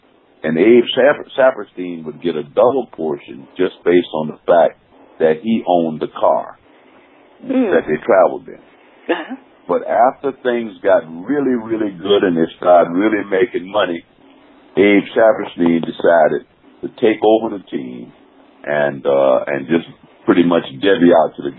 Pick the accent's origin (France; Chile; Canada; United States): United States; Savannah, Georgia; moved away as an adult; also born or lived in Missouri; I'm from Savannah, Georgia. Played at Beach High School, the greatest high school in the world